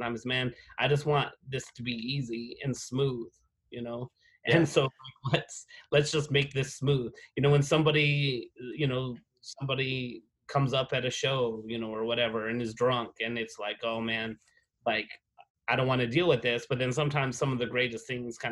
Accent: United States; moved away as an adult; also born or lived in Abilene, Texas / Atlanta, Georgia; now in Albuquerque, United States; I came from New Mexico and West Texas

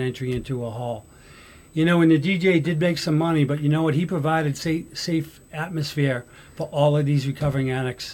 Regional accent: Somerville, Massachusetts, United States; I grew up in Somerville

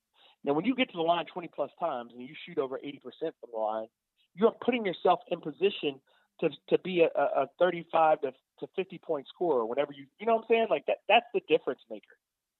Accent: Alabama, United States; I'm super polite because I'm from Alabama.

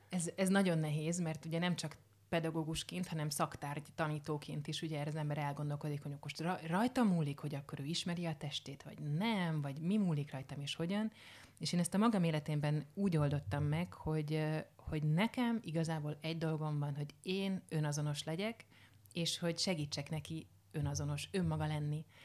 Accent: Hungary; a magyar mentalitás, hogy már pedig megszenvedünk, tehát hogy bármi, ezeket mind, hát ebben nőttem föl, mint hogy mindannyian

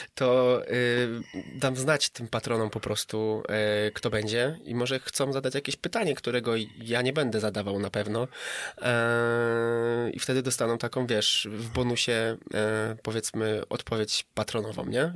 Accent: Katowice, Silesian Voivodeship, Poland; Jestem z Katowic ogólnie i tam kręcę i przyjeżdżam tutaj sobie raz na jakiś czas do Artura sobie nakręcić

